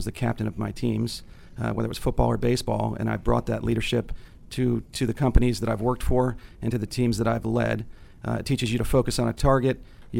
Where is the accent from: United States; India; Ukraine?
United States; Northern Virginia; also born or lived in Connecticut; I was born in Connecticut. We moved to Northern Virginia